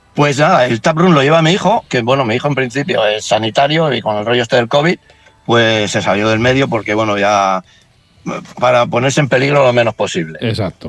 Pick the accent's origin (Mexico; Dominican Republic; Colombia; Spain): Spain; Barcelona, Catalonia; moved away as an adult; now in Asturias, Spain; yo soy de Barcelona